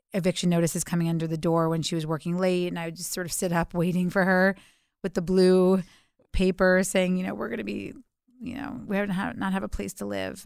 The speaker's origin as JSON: {"language": "English", "town": "New York City", "region": "New York", "country": "United States", "tie": "born or raised there", "said": "I was raised in Alphabet City, um, before that was a cool place to live, uh, in the early eighties"}